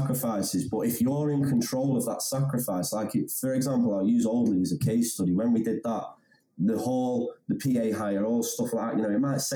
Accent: Handforth, North West England, United Kingdom; I'm from Hamforth, and I went to Wilmslow High School

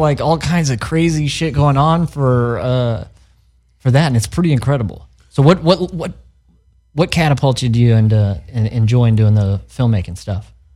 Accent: Missouri, United States; moved away as an adult; now in Los Angeles, United States; I'm from Missouri, so I know what there is to do in the Midwest

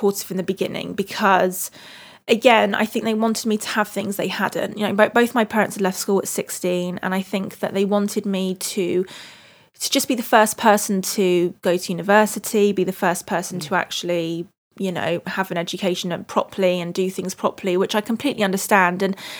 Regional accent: United Kingdom; I love being British most of the time. I love fish and chips, roast dinners, tea.

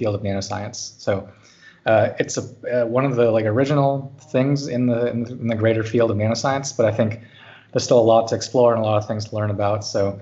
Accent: California, United States; moved away as an adult; now in Zurich, Switzerland; I grew up in California

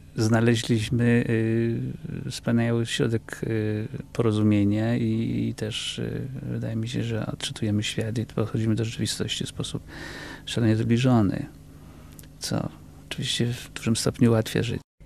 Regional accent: Kraków, Lesser Poland, Poland; moved away as an adult; now in United States; wychowałem się w Krakowie

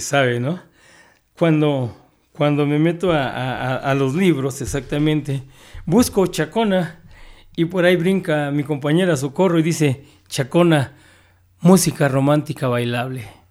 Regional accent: Mexico City, Mexico; soy triste capitalino este, disfrazado de chilango

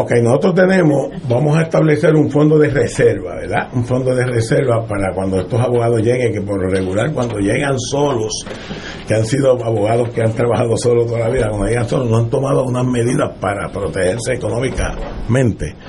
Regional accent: Loíza, Puerto Rico; mi pueblo de Loíza

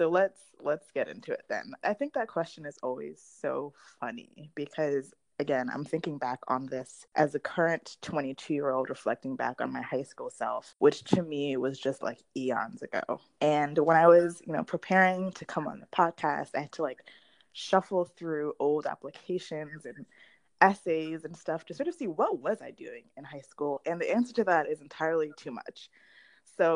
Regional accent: South Florida, United States; I am from South Florida. I attended school there

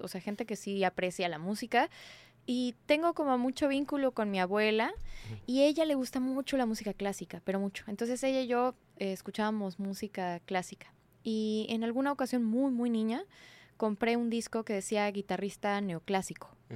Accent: Mexico City, Mexico; Yo soy de la Ciudad de México

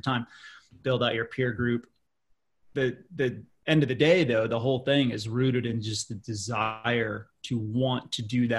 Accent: Colorado Springs, Colorado, United States; now in Boulder, United States; I grew up in Colorado Springs, Colorado

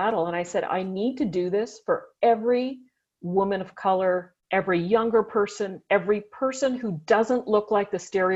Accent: Ottawa, Ontario, Canada; I grew up here in Ottawa

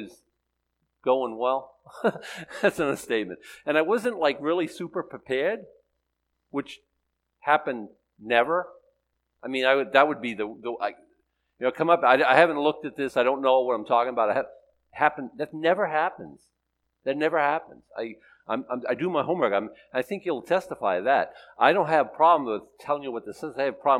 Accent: Boston, Massachusetts, United States; I'm from Boston

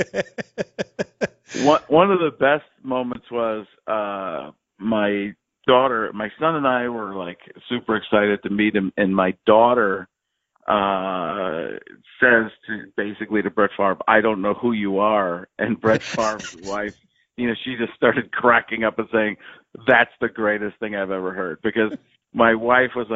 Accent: Milwaukee, Wisconsin, United States; also born or lived in Chicago, Illinois; I was born in Chicago, but grew up in the Milwaukee area

